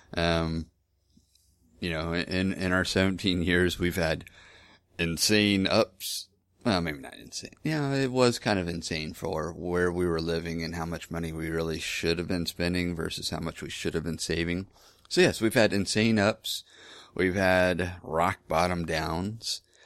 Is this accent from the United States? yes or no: yes; Lake Hills, Texas, United States; also born or lived in Houston; I was from Lake Hills, Texas. Um, that's where my dad lives